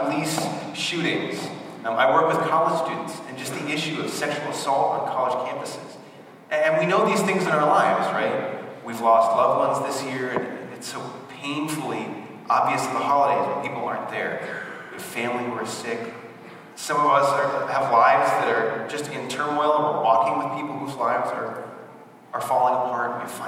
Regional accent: Barrington, Rhode Island, United States; moved away as an adult; also born or lived in North Providence, Rhode Island; So I'm from Rhode Island originally. So from conception to 18, you guys didn't even know all that. I was in Rhode Island, so I grew up in Barrington

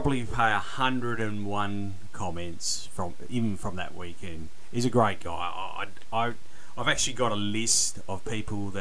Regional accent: Australia; I was born here, you were born here, but our parents were born over there

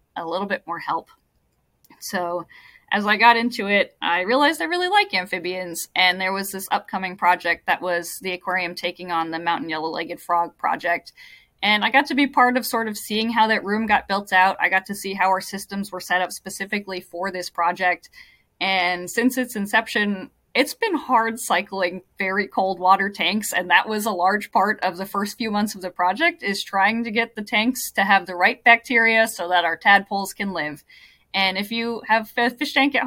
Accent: Hawaii, United States; moved away; I grew up in Hawaii

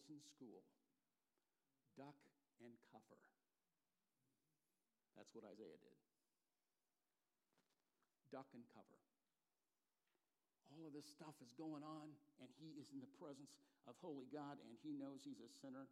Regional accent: California, United States; now in Portland, United States; I grew up in California

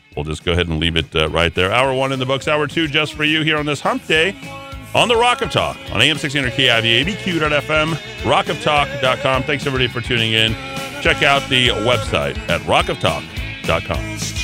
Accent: Albuquerque, New Mexico, United States; my hometown of Albuquerque, New Mexico

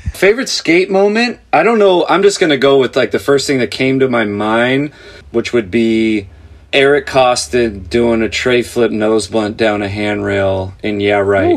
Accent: Santa Clarita, California, United States; I grew up in a place called Santa Clarita

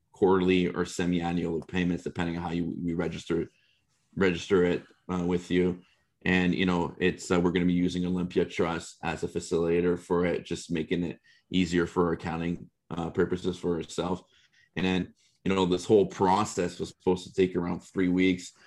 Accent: Canada; as a Canadian

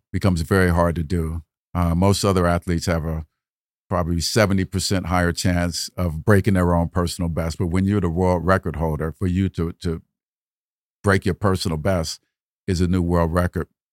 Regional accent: Dayton, Ohio, United States; I'm from Dayton, Ohio

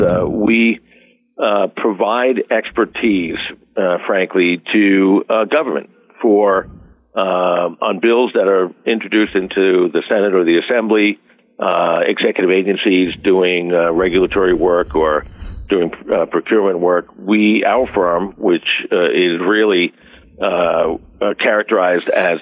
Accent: West Hempstead, New York, United States; now in Albany, United States; I grew up in West Hempstead with one of 12 kids

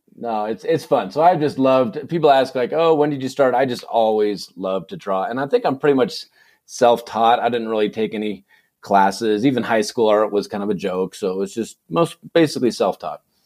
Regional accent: Saratoga, California, United States; moved away as an adult; also born or lived in Provo, Utah; now in Snowflake, United States; I was born and raised in, uh, in California, in the Bay Area

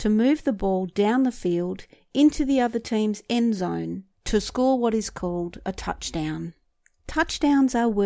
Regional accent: Australia; being an Australian

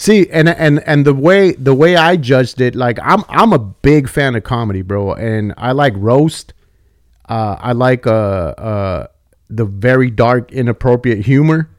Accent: Santa Paula, California, United States; also born or lived in Oxnard / Fillmore; I grew up in the eight oh five and I grew up in Santa Paula

